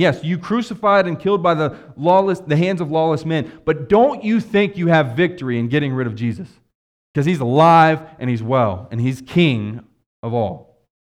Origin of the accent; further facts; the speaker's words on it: West Virginia, United States; moved away; I'm from West Virginia.